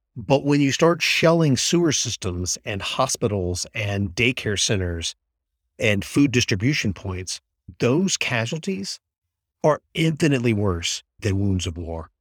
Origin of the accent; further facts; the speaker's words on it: Mississippi, United States; moved away; I'm from Mississippi originally